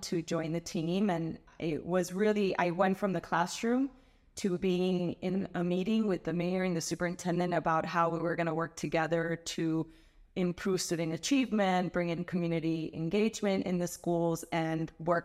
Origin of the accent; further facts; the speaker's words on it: Miami, Florida, United States; I am a very proud Miami native. I was born and raised here in Miami. I've never lived anywhere else